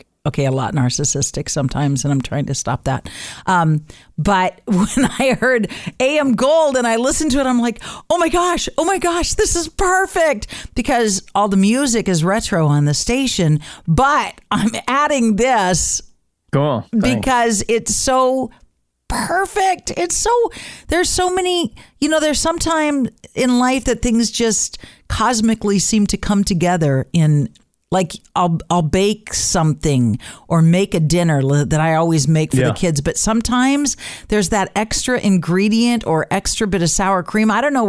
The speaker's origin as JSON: {"language": "English", "town": "Reedsport", "region": "Oregon", "country": "United States", "tie": "born or raised there", "said": "It's for and about the community that I grew up in Reedsport."}